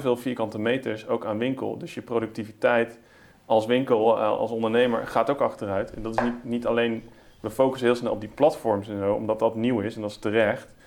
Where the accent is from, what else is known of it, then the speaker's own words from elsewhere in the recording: Netherlands; wij als Nederlanders